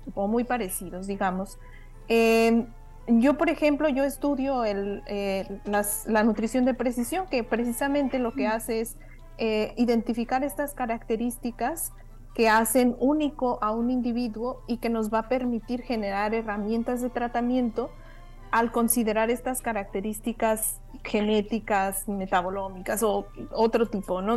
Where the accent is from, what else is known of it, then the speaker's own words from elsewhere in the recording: Mexico; moved away; como mexicanos